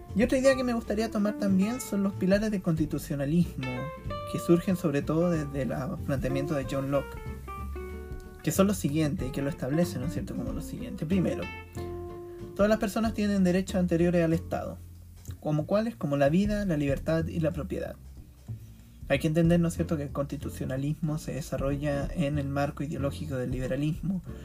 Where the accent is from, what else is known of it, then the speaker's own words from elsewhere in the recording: Chile; nuestra historia y memoria de Chile